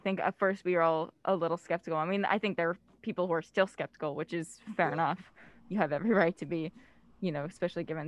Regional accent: New Jersey, United States; I'm from North Jersey

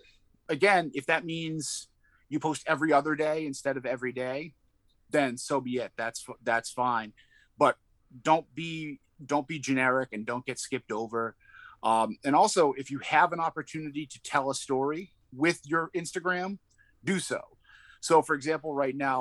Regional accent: Boston, Massachusetts, United States; accent: Boston; my Boston accent kind of sets me apart. Sometimes it drifts in and out, but I'm not ashamed of it.

